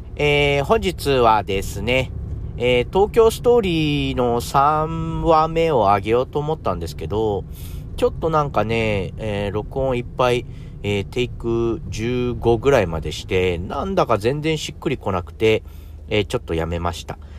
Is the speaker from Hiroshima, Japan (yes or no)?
yes; a small island in Hiroshima, Japan; moved away as an adult; also born or lived in Tokyo; 東京に僕がですね、行ったのが、え18歳、え広島のちっちゃな島から、え飛び出して東京に行きました